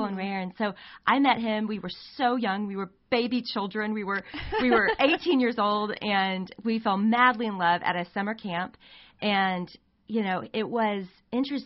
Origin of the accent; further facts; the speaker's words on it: Arkansas, United States; moved away as an adult; now in Texas, United States; I grew up in Arkansas.